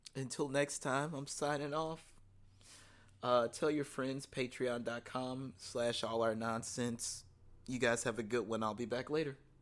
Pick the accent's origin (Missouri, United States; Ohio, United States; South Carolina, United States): Missouri, United States; St. Louis; I'm from Saint Louis, Missouri.